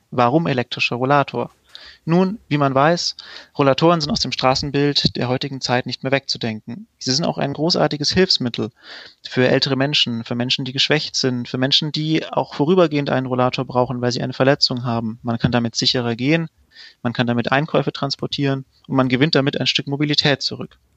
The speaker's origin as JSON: {"language": "German", "region": "Bavaria", "country": "Germany", "lives_now": "Stuttgart, Germany", "said": "Ich komme ursprünglich aus dem Allgäu, bin 30 Jahre alt und wohne seit knapp zehn Jahren in Stuttgart."}